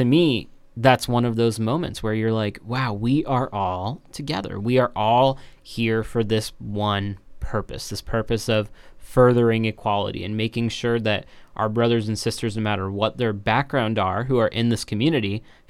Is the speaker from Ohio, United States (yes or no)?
yes; Yellow Springs, Ohio, United States; I grew up in Yellow Springs.